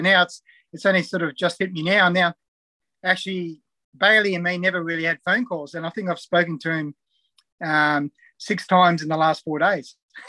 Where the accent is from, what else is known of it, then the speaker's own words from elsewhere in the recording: Perth, Western Australia, Australia; also born or lived in New Zealand; now in Newcastle, Australia; So I was born in New Zealand. come across when I was about 6 years old. We actually moved to WA, Perth, initially, because my dad actually worked in the gold mines in Kalgoorlie.